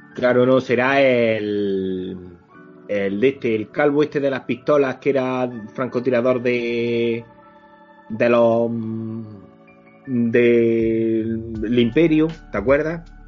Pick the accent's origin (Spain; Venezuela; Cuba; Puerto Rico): Spain; somos mm, españoles